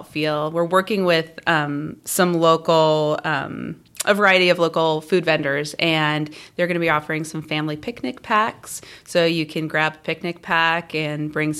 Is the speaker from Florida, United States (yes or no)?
no; Southern California, United States; moved away as an adult; also born or lived in Portland, Oregon; now in Fishers, United States; I'm originally from the West Coast. Born and raised in Southern California